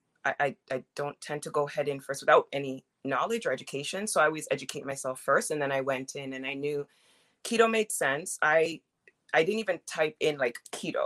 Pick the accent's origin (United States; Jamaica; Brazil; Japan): Jamaica; I'm Jamaican